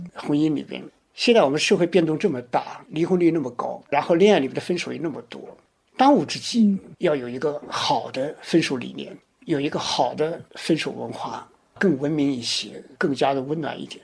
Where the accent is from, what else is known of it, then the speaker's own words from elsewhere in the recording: China; 我们中国人